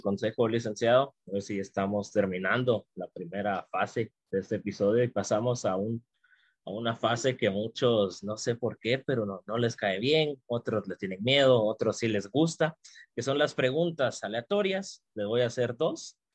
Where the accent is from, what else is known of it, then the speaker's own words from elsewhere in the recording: Guatemala; como guatemaltecos y guatemaltecas